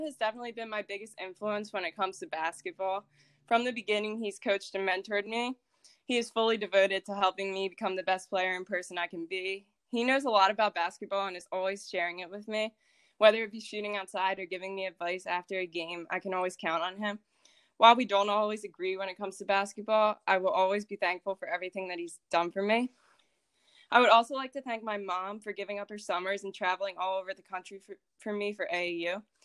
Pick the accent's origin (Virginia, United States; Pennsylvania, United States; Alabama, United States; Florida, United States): Pennsylvania, United States; Philadelphia; I was born in Philadelphia, Pennsylvania